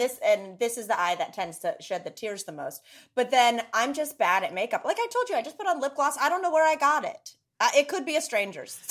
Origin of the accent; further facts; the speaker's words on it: North Carolina, United States; I grew up in the South